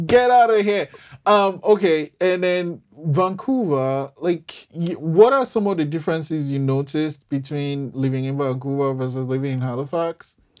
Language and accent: English; Nigeria; I'm Nigerian